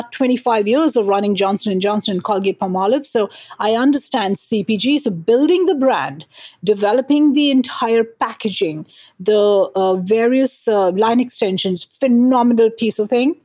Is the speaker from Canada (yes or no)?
no; India; now in New Jersey, United States; I am from India originally, and continue to be Indian at heart while I'm American as a citizen.